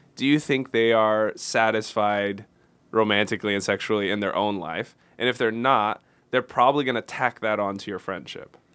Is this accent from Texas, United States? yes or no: yes; Houston, Texas, United States; moved away; I was only a couple hours from my hometown in Houston